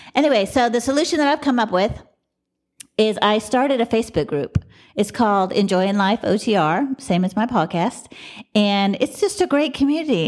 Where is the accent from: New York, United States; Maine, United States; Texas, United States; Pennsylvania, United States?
Texas, United States; Dallas; I'm from Dallas